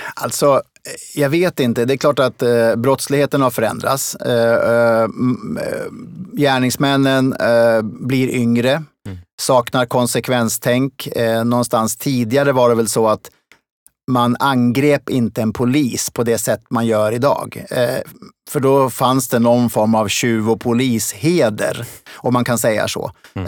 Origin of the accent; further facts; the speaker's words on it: Smedjebacken, Dalarna County, Sweden; also born or lived in Kungälv; now in Stockholm, Sweden; Jag föddes i Kungälv och flyttade därifrån som en liten bebis. Eh, inte själv, men tillsammans med min familj, upp till Dalarna. Och, eh, där, eh, växte jag upp i Smedjebacken